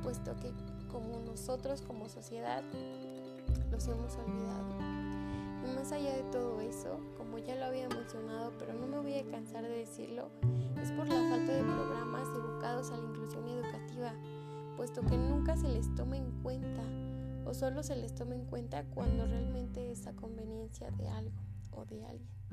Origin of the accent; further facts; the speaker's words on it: Mexico; como mexicanos